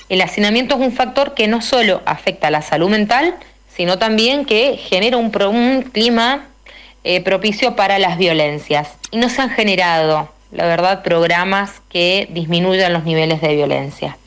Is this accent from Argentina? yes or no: yes; Mendoza, Argentina; formamos parte de la Red por los Derechos Humanos recientemente conformada en nuestra provincia